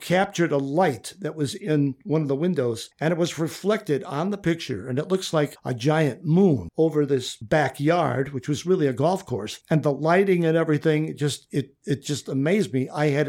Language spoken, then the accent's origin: English; Midwest, United States; you're from the East, I'm from the Midwest